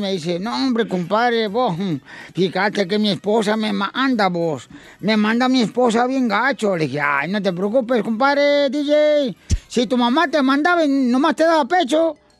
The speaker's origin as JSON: {"language": "Spanish", "town": "Sahuayo", "region": "Michoacán", "country": "Mexico", "said": "Zaguayo, Michoacán, donde soy yo, es bien tranquilo"}